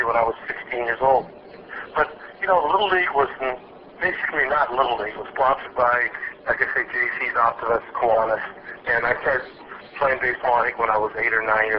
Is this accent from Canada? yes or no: yes; Ontario, Canada; moved away as an adult; I was raised in Ontario, went to all the schools that were available to me